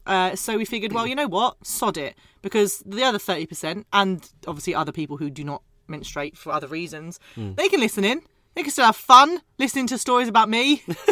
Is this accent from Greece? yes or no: no; Scotland, United Kingdom; I'm Scottish.